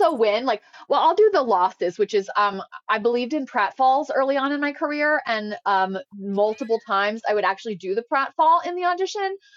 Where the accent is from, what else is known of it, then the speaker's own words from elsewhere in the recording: Indiana, United States; moved away; I'm from Indiana.